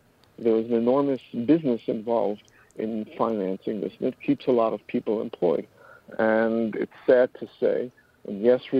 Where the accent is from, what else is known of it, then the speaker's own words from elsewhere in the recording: New York City, New York, United States; I'm born and bred in New York City. My parents were escaped the Holocaust and made it to Palestine before it was Israel. And from Israel, they came here.